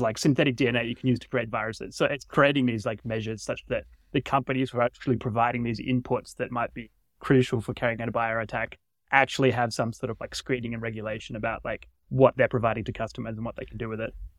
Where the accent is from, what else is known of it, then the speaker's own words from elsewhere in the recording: Australia; now in United States; I'm from Australia originally